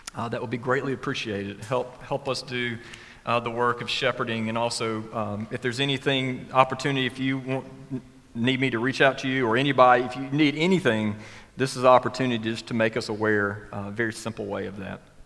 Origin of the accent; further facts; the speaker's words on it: West Alabama, United States; growing up in West Alabama